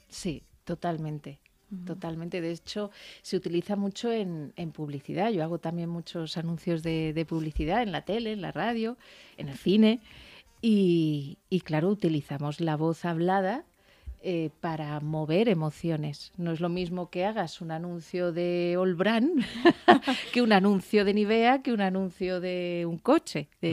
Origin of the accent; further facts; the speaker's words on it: Alicante, Valencian Community, Spain; moved away; fíjate que era mi tierra